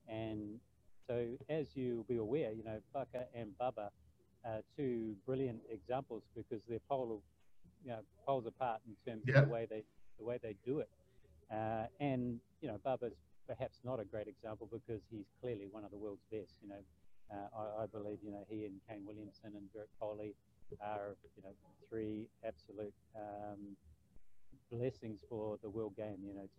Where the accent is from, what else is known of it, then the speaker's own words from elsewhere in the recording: Hamilton, Waikato, New Zealand; also born or lived in Cambridge, New Zealand / Bridge of Allen, Scotland; Hamilton's always been home, and we actually now live just outside of Hamilton in a little town called Cambridge, which is probably the closest town in New Zealand to a Scottish town, a Scottish village.